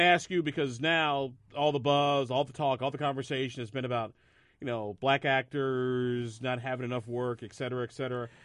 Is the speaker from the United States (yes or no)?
yes; Springfield, Illinois, United States; moved away; my hometown of Springfield